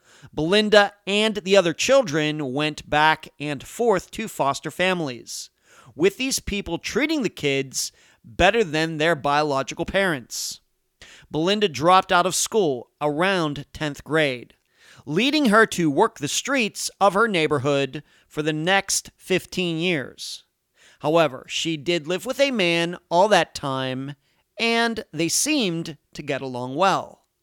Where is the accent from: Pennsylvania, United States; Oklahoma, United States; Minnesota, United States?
Pennsylvania, United States; Leechburg; this is Unfound. Going back to my earliest memories of growing up in Leechburg, Pennsylvania